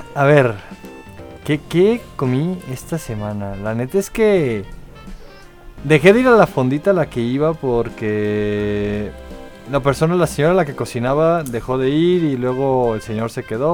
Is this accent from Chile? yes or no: no; Mexico